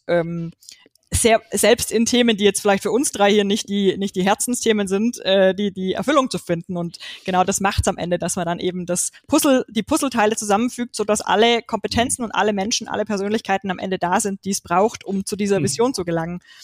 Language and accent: German; Swabia, Baden-Württemberg, Germany; ich komme aus dem Schwabenländle